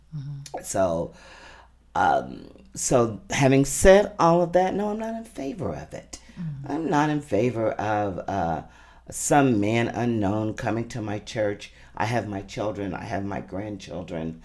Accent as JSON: {"language": "English", "town": "Jeffersonville", "region": "Indiana", "country": "United States", "tie": "born or raised there", "also_born_or_lived": "Louisville, Kentucky", "said": "I was born in Louisville, Kentucky, raised in Jeffersonville, Indiana"}